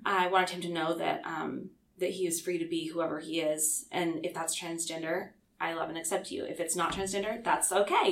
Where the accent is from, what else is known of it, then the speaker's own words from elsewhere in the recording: Lewiston, Idaho, United States; moved away; also born or lived in Clarkston, Washington; my hometown